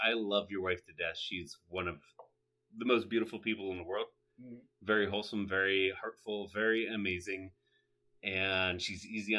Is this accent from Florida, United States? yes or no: no; Ohio, United States; we're from Ohio, and Ohio sports are better than anywhere else's sports, obviously.